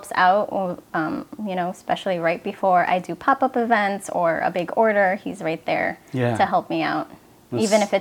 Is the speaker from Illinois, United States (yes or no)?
yes; Chicago, Illinois, United States; I grew up in Chicago